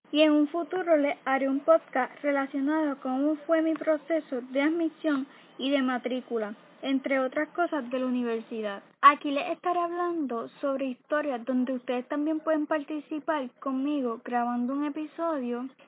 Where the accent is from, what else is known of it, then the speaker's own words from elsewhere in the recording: Puerto Rico; soy de Puerto Rico.